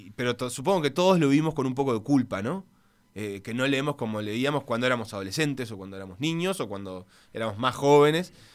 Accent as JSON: {"language": "Spanish", "country": "Uruguay", "tie": "born or raised there", "also_born_or_lived": "Buenos Aires, Argentina"}